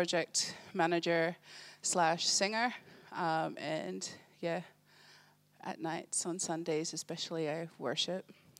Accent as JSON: {"language": "English", "country": "Australia", "tie": "born or raised there", "said": "I'm originally from Tonga, but actually born and raised in Australia."}